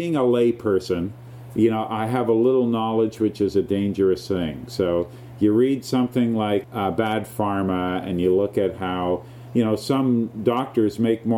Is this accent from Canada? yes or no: yes; Canada; being Canadian